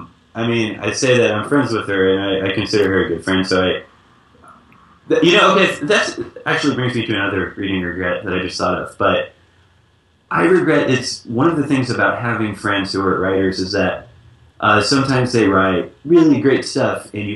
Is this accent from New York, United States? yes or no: no; San Antonio, Texas, United States; Like, well, I'm from San Antonio, so I know it's not ….